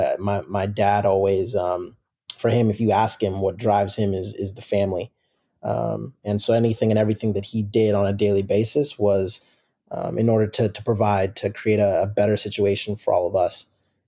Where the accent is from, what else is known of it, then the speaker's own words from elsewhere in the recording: Seattle, Washington, United States; Mm-hmm. Born and raised in Seattle, Washington, and played youth soccer in the Seattle area